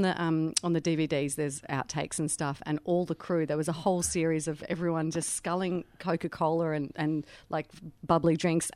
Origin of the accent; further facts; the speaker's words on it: New Zealand; accent: Kiwi; now in Australia; a flat-out Kiwi accent, which was my natural accent anyway, really.